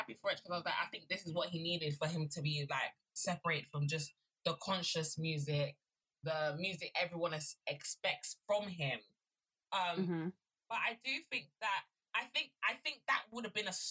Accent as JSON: {"language": "English", "country": "Nigeria", "said": "as a Nigerian woman"}